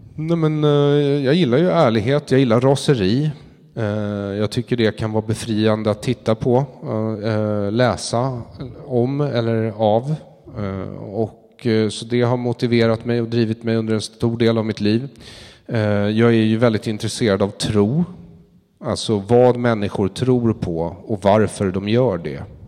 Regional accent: Sweden; jag är ju svensk också

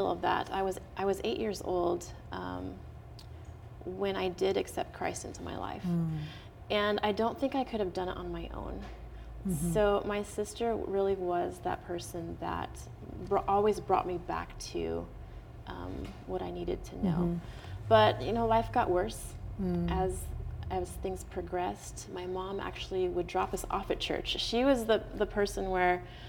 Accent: Portland, Oregon, United States; also born or lived in Dallas, Texas; now in California, United States; I grew up in Portland, Oregon

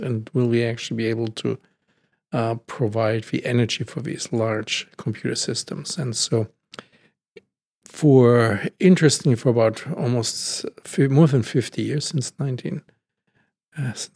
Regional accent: Germany; I'm from Germany

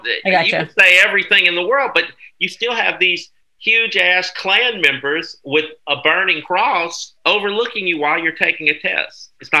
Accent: Bloomington, Indiana, United States; since I'm from Bloomington

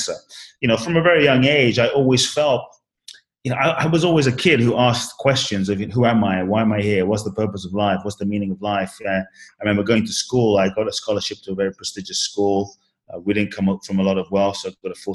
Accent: London, United Kingdom; also born or lived in Ghana; now in United States; I was born in Ghana, West Africa. My father's from Ghana. My mother's Japanese. I Grew up in London, live in the US now

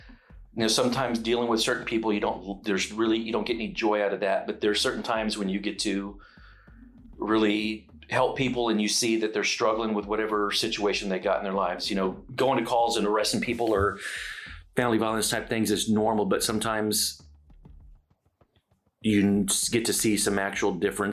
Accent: San Antonio, Texas, United States; moved away as an adult; now in Dallas, United States; I grew up in San Antonio. I've been here in Dallas since I was 23

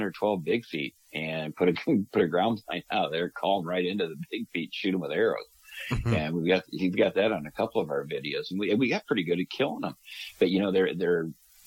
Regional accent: Illinois, United States; moved away as an adult; also born or lived in North Dakota; I grew up duck hunting in Illinois

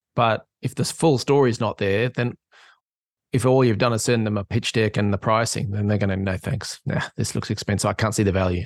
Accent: Australia; moved away; I'm an Aussie living in an island

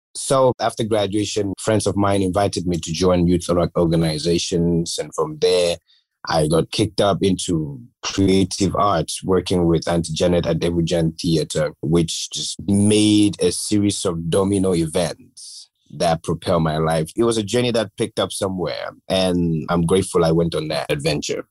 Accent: Gambia; growing up in the Gambia

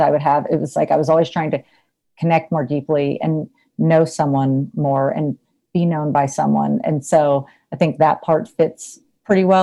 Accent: North Texas, United States; also born or lived in San Antonio, Texas; I'm from North Texas

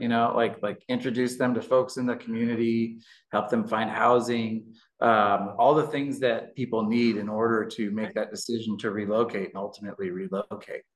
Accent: Indianapolis, Indiana, United States; I was born and raised in Indianapolis

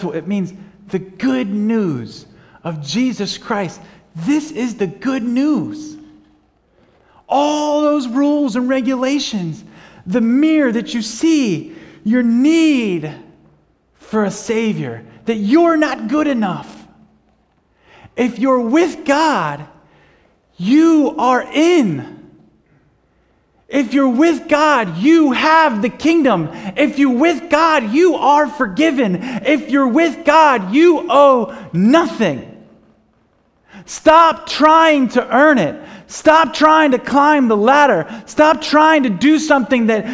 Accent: United States; We're from the United States, and we're you know, missionaries

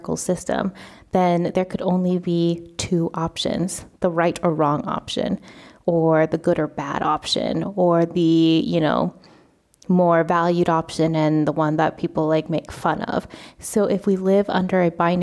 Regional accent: United States; moved away as an adult; now in Spain; I am Vietnamese American, I'm first generation

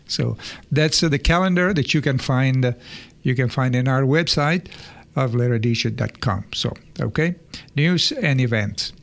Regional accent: Sicily, Italy; moved away; I'm from Sicily, and we all speak different dialects

